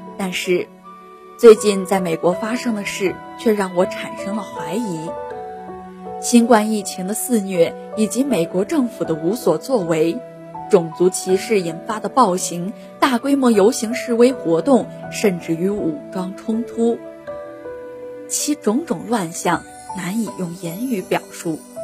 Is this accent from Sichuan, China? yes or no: no; Shijiazhuang, Hebei, China; moved away as an adult; now in Nanjing, China; 来自河北石家庄，我在南京大学，距离我的家乡八百六十六公里